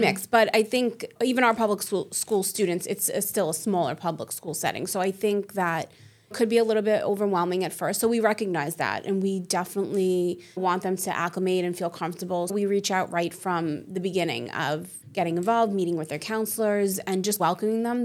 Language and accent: English; New York City, New York, United States; I'm born and raised in Staten Island